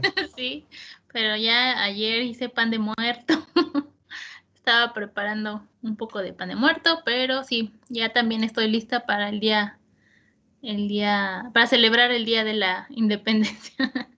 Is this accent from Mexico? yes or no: yes; Mexico